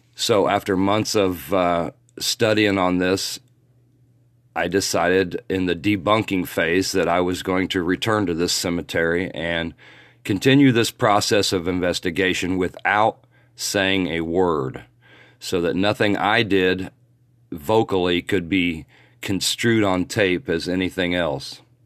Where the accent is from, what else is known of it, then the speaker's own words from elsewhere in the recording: Muncie, Indiana, United States; my hometown, Muncie, Indiana